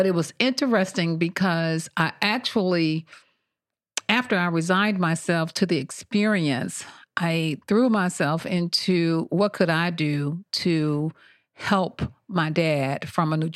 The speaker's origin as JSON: {"language": "English", "town": "Montgomery", "region": "Alabama", "country": "United States", "tie": "born or raised there", "moved": "yes", "said": "I'm from originally born and raised in Montgomery, Alabama"}